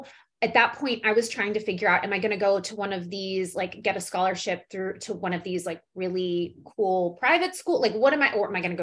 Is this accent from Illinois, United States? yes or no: yes; Chicago, Illinois, United States; moved away; I grew up in Chi-Town